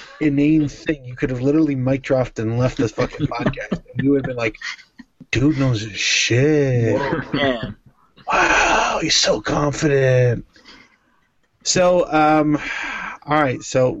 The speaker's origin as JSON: {"language": "English", "town": "Liverpool", "region": "North West England", "country": "United Kingdom", "tie": "born or raised there", "said": "See, when I was growing up in Liverpool"}